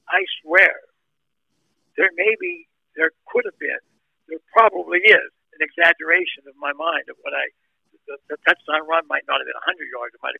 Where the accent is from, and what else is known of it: near Turtle Creek, Pennsylvania, United States; born or raised there; moved away as an adult; also born or lived in Wichita, Kansas